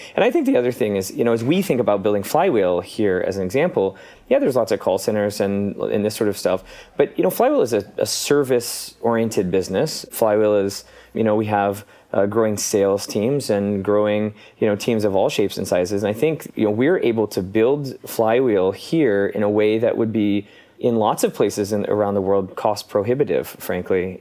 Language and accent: English; Iowa, United States; moved away as an adult; now in Omaha, United States; I actually grew up in Iowa, so not far from Fort Dodge